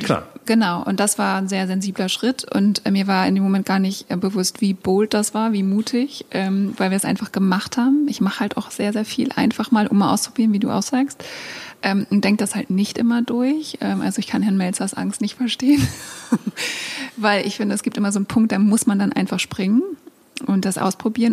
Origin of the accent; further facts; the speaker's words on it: East Frisia, Lower Saxony, Germany; now in Hamburg, Germany; ich bin halt in einem Haus aufgewachsen in Ostfriesland